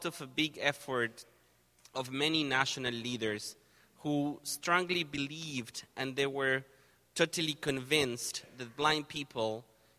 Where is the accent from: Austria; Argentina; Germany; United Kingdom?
Argentina; moved away as an adult; now in Canada; I'm originally from Argentina.